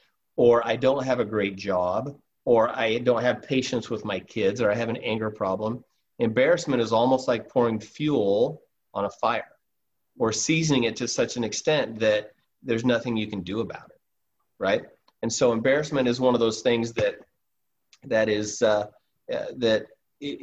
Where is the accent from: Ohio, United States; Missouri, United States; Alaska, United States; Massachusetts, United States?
Alaska, United States; I'm from Alaska